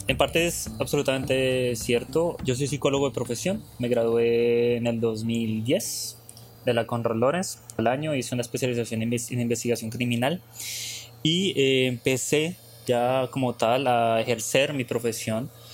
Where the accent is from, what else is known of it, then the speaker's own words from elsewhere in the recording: Colombia; moved away as an adult; nosotros como colombianos